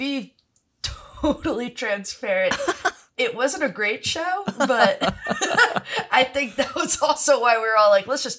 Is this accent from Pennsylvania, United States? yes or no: yes; Philadelphia, Pennsylvania, United States; I'm from Philadelphia.